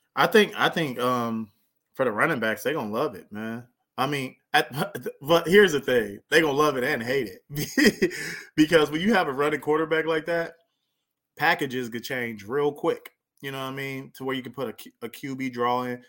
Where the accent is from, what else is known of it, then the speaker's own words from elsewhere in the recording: near Lancaster, Palmdale, California, United States; moved away as an adult; also born or lived in South Dakota; right by my hometown